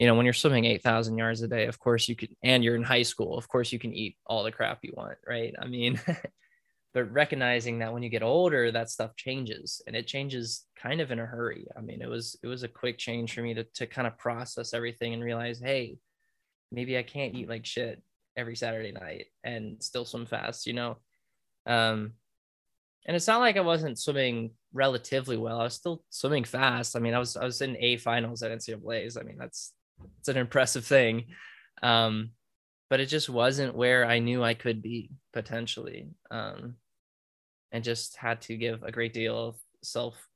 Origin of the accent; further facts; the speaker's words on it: United States; as an American